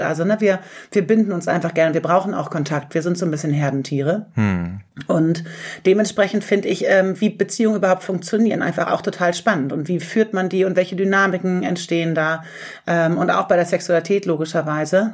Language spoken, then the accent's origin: German; Göttingen, Lower Saxony, Germany; moved away as an adult; now in Hamburg, Germany; ich komme eigentlich aus Göttingen, aber bin äh, nach dem Abi nach Hamburg gezogen